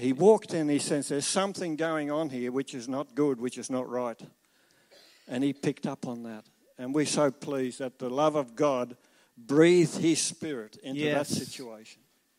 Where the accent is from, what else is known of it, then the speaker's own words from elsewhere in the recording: Tasmania, Australia; we're travelling around Australia. We came from Nelson Bay to get here. But we are from Tasmania.